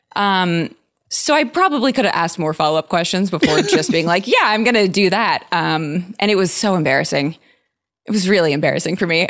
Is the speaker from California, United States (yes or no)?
yes; San Diego, California, United States; I'm from San Diego.